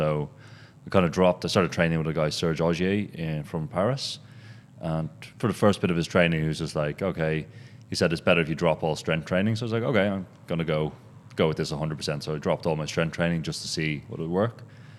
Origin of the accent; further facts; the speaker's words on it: Berlin, Germany; So at the moment, we're based in Berlin. That's my hometown.